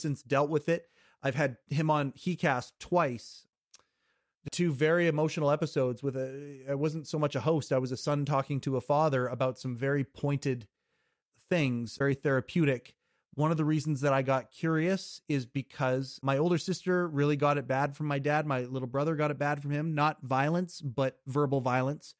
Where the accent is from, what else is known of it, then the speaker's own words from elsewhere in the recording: Kelowna, British Columbia, Canada; Born and raised in Western Canada, born, uh, I, I still live in the city that I was born in, it's called Kelowna, British Columbia